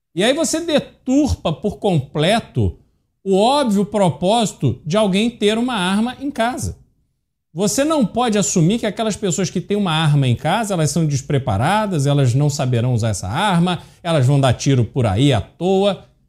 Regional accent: Rio de Janeiro, Brazil; now in São Paulo, Brazil; eu cresci no Rio de Janeiro, vim para São Paulo, a, enfim, passei mais tempo em São Paulo do que no Rio de Janeiro, mas cresci lá

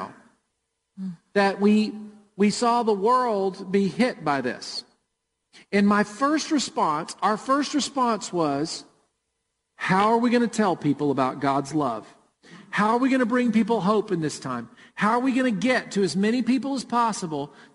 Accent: Murfreesboro, Tennessee, United States; born or raised there

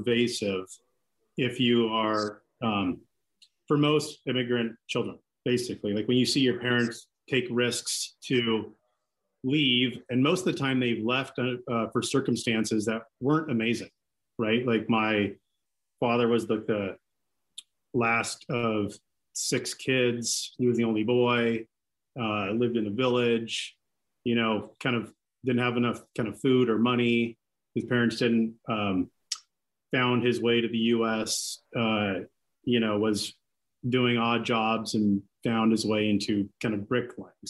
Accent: Seattle, Washington, United States; first language Greek; English is a second language; grew up in Seattle, went to Blanchett High School, went to the U where I met you

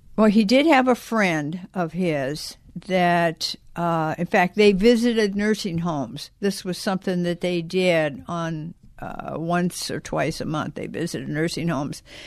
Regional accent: South Bend, Indiana, United States; moved away; I was born and raised in South Bend, Indiana.

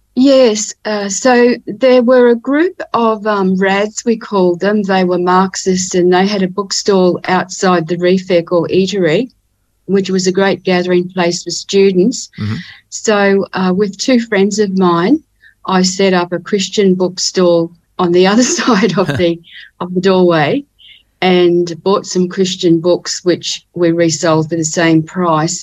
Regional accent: Ipswich, Queensland, Australia; now in Cairns, Australia; I was born in Ipswich, which is near Brisbane in Queensland

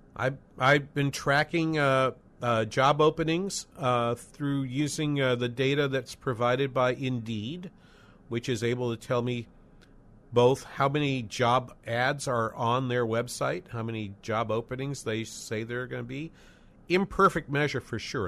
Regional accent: New England, United States; moved away as an adult; also born or lived in Los Angeles / Boston; now in St. Cloud, United States; I lived, I grew up in New England

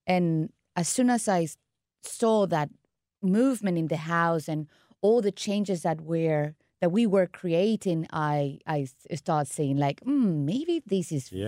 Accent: Caracas, Capital District, Venezuela; English is a second language; moved away as an adult; also born or lived in Milan, Italy / London, United Kingdom; Well, I grew up in Venezuela, Caracas, mm-hmm. the capital. And then I studied my master's degree in Milan. And then I ended up studying English in London. That's why the accent is kind of weird.

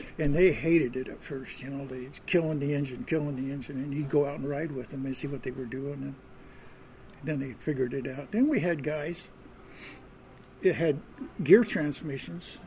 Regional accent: Utah, United States; moved away; I'm from Utah

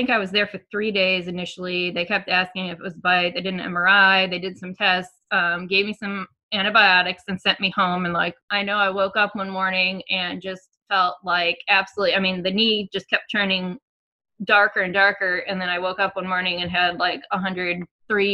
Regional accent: Michigan, United States; now in Tennessee, United States; I'm from Michigan.

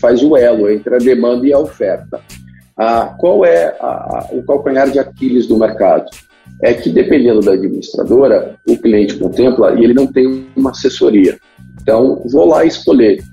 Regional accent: Curitiba, Paraná, Brazil; eu sou de Curitiba

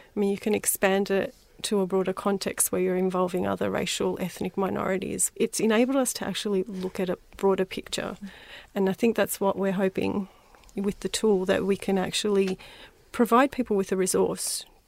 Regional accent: North Macedonia; or I'm from Macedonia, growing up I was called a wog.

